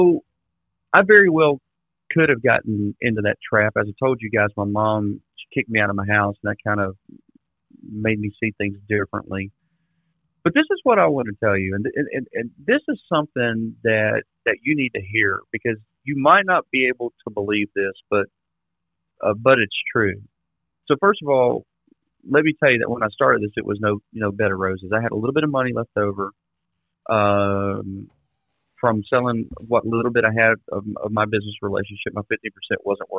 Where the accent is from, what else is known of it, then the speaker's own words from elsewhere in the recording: South Mississippi, United States; also born or lived in Florida; now in Austin, United States; I grew up in South Mississippi